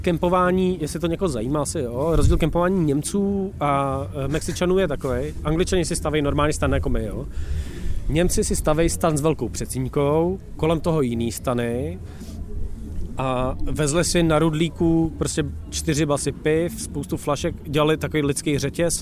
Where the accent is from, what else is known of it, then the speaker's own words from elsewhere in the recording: Czechia; my jsme jediní Češi